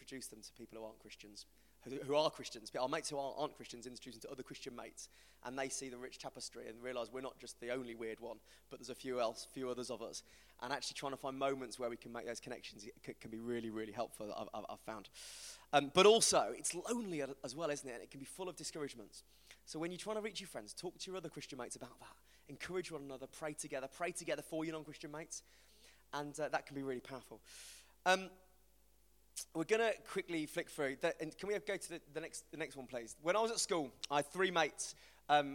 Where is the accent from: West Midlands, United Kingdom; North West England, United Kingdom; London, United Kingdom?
West Midlands, United Kingdom; accent: West Midlands; my mate called Dave is from the West Midlands, like me